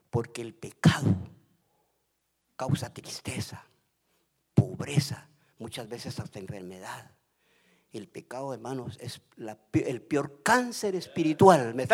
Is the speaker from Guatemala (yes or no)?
yes; Guatemala; moved away as an adult; now in United States; a mí me dio risa cuando me vine de Guatemala porque uno de mis de mis nietecitos chiquititos me dice